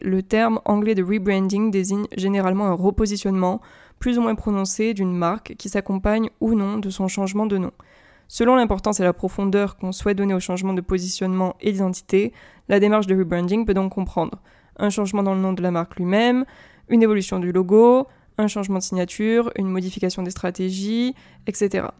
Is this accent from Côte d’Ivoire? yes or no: no; France; first language French; je suis française et que je vis en France